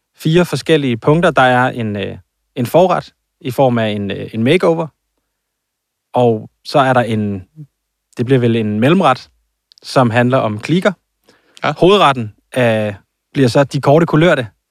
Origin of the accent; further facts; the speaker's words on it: Jutland, Denmark; jeg er fra Jylland, og jeg siger en dynevest